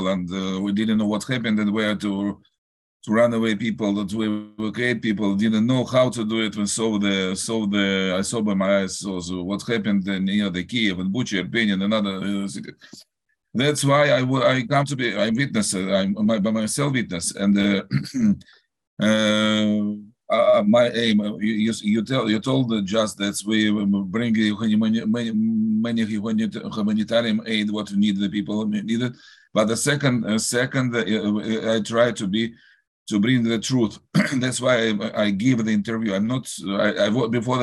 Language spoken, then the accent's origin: English; Saint Petersburg, Russia; English is a second language; moved away; also born or lived in Israel; I was born in Russia. I was born in Leningrad, and I lived there in North Russia.